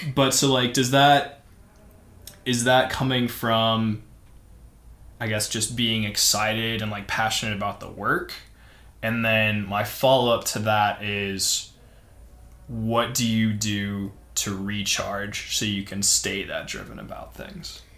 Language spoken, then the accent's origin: English; St. Louis, Missouri, United States; moved away as an adult; also born or lived in Cincinnati, Ohio; now in Denver, United States; I grew up in St. Louis, went to school in Cincinnati, went back to St. Louis, so I'd always been in the Midwest